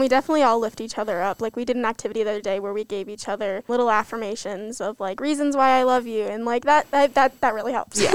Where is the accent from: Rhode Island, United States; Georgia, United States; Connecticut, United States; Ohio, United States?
Connecticut, United States; moved away; I'm from Connecticut